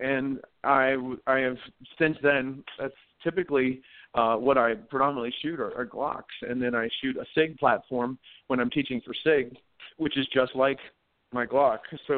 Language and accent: English; Delaware, United States; moved away as an adult; also born or lived in New Castle, Delaware; now in New Mexico, United States; I grew up in Delaware, and my daddy was, he's a big hunter in Delaware.